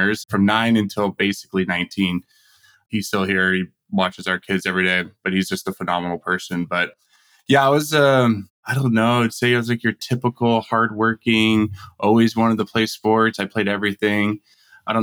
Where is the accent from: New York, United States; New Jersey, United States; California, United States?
California, United States; Simi Valley; moved away as an adult; now in Tempe, United States; I grew up in Simi Valley in Ventura County, just north